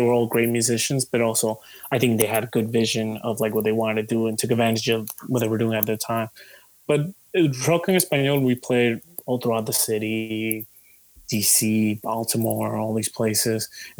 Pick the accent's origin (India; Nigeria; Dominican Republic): Dominican Republic; moved away; also born or lived in United States; I didn't grow up in the U.S. I was born in the U.S., but I grew up in the Dominican Republic.